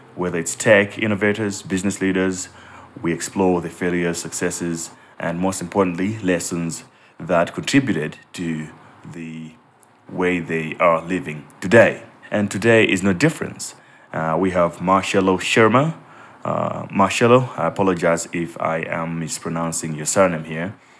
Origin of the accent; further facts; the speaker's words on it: Malawi; I grew up in Malawi